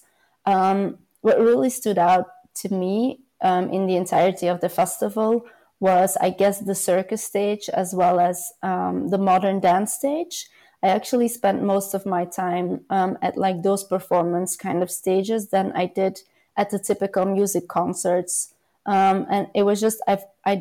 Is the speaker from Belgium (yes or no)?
yes; Belgium; mostly in Belgium, my home country